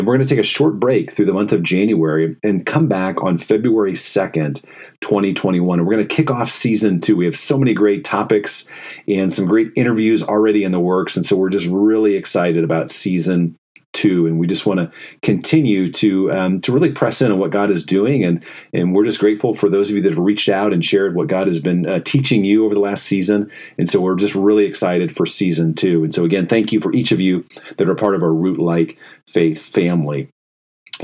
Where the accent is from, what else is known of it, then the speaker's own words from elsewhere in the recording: Fort Wayne, Indiana, United States; moved away as an adult; also born or lived in Chicago; I grew up in Fort Wayne, Indiana, and so that's where I was born and raised